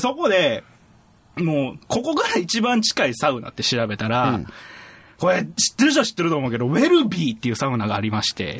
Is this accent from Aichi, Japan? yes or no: no; area along the JR Nara Line, Kyoto, Japan; うちの地元